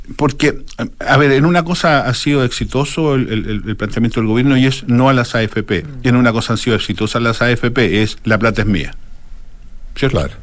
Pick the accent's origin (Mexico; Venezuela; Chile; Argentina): Chile; yo soy más chileno